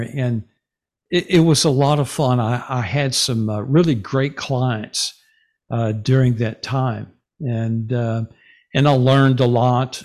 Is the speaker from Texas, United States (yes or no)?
yes; Denison, Texas, United States; moved away as an adult; also born or lived in Garland, Texas / Wylie, Texas / Rockwall, Texas; now in Sachse, United States; I grew up in Denison